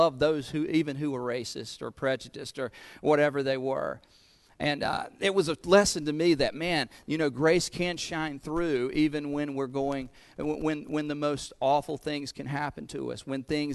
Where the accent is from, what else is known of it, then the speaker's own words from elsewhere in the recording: Goldsboro, North Carolina, United States; accent: southern; my hometown of Goldsboro, North Carolina